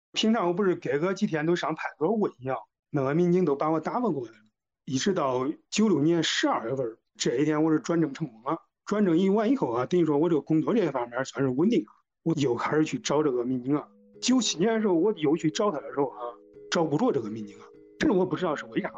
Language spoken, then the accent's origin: Chinese; Kaifeng, Henan, China; 我是一九九五年五月份儿从开封市第一次职业高中毕业的